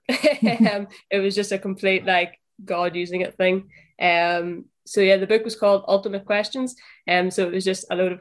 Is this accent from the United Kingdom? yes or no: yes; Northern Ireland, United Kingdom; accent: Northern Irish; moved away as an adult; now in Liverpool, United Kingdom; From the accent, you can tell I'm from Northern Ireland.